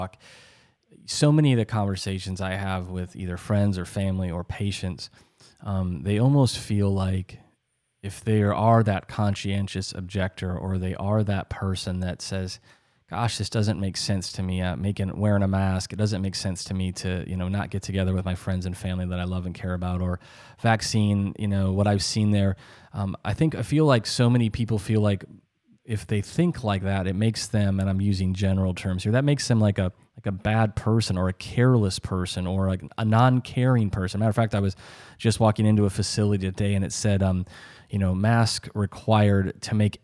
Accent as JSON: {"language": "English", "country": "United States", "said": "as an American"}